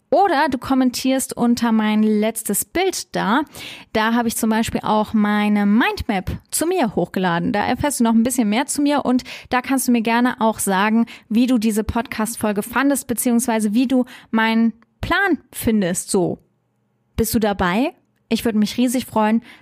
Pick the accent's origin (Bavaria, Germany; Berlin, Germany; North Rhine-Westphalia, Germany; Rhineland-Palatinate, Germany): Rhineland-Palatinate, Germany; Trier; born there; also born or lived in Stuttgart area; Ich bin in Trier geboren. Superschöne Stadt. Liebe ich. Ich bin halb Französin, auch ein super cooles Land. Ich habe dann im Schworbeländle Abitur gemacht. Das war ganz schön hart, von Trier äh, in die Nähe von Stuttgart zu ziehen.